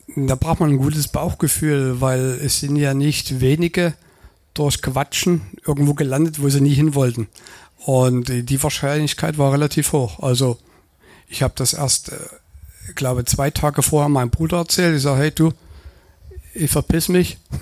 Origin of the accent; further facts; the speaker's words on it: Radebeul, Saxony, Germany; moved away as an adult; Gebürtig komme ich aus Radebeul, das ist die Nachbarstadt von Dresden